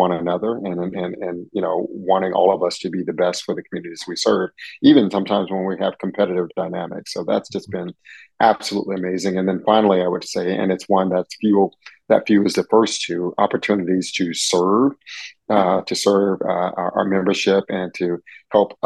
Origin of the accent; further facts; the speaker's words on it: Atlanta, Georgia, United States; moved away as an adult; also born or lived in San Francisco Bay Area, California / Los Angeles County, California / Alameda County, California; now in Macon, United States; I'm originally from Atlanta, Georgia, born and raised